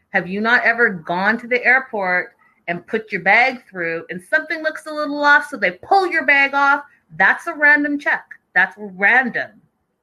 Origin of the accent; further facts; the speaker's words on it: Canada; I'm Canadian coming into the U.S.